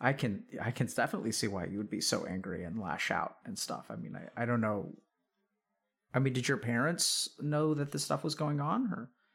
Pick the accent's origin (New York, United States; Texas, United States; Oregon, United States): Texas, United States; East; I grew up in East Texas and, you know, it was small town Texas kind of stuff